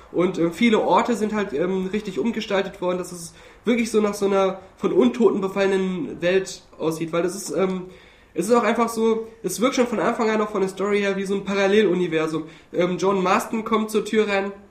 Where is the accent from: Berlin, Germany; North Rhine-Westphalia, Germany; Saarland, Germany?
North Rhine-Westphalia, Germany; Hürth; zumindest in der, in der Kölner Gegend oder da auch aus Hürth, wo ich herkomme, da machen die Kinder das schon, dass sie auch so rumgehen.